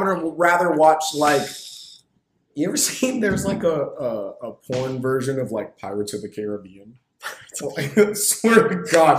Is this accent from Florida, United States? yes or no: no; Bakersfield, California, United States; moved away as an adult; also born or lived in Minnesota; I'm from, I hope you don't know where this is, Bakersfield, California.